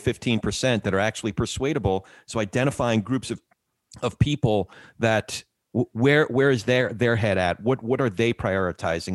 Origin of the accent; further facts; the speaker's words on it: central New Jersey, United States; I grew up in Jersey, s, central Jersey